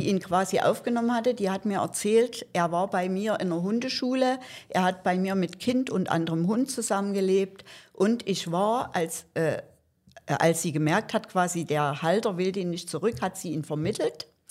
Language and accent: German; Saxony, Germany; Ich komme aus Sachsen und bin dort schon seit ja, fast 20 Jahren im Tierschutz engagiert